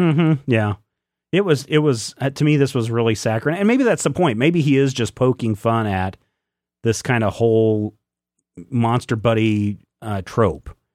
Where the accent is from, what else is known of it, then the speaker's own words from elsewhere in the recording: Pomona, Kansas, United States; When I was growing up in eastern Kansas, uh, there is a river between, uh, the small town of Pomona where I grew up